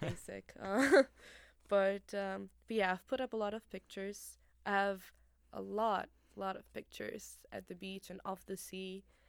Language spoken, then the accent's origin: English; Tirana, Tirana County, Albania; moved away as an adult; the capital, which is my hometown